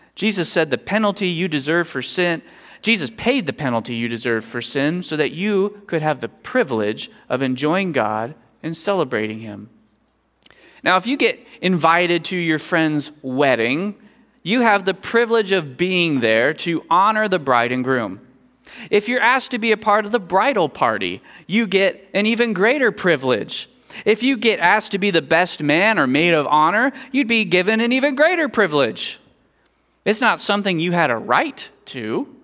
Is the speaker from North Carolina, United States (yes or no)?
no; Kansas, United States; I was growing up in Kansas